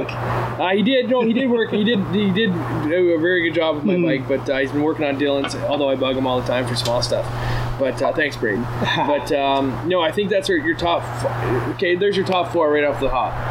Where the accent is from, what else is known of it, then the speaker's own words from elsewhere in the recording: Canada; Yeah, we're too Canadian. We're, we're, too Canadian about it.